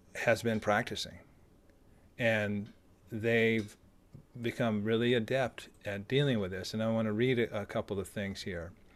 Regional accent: United States; as an American

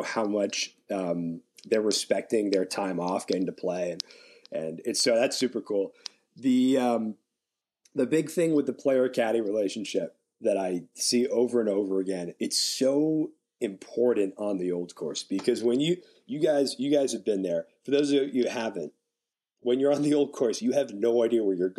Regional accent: United States; accent: American; now in St Andrews, United Kingdom; being American

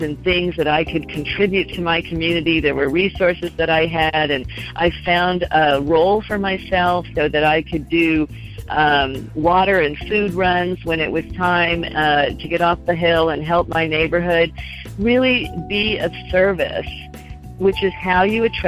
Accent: Los Angeles, California, United States; I come from Los Angeles, where we're always in our cars, so we're used to being alone.

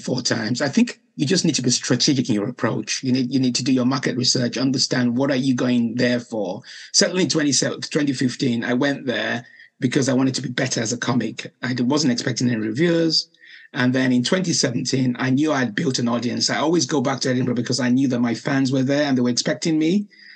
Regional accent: Nigeria; moved away as an adult; also born or lived in Liverpool, United Kingdom; now in United Kingdom; I was born in Liverpool, then went back to Nigeria at the age of 5

